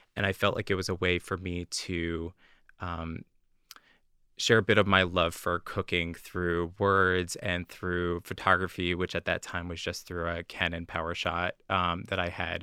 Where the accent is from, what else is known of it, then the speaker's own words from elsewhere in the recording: New Jersey, United States; moved away as an adult; now in Boston, United States; I grew up in New Jersey, uh, just outside of New York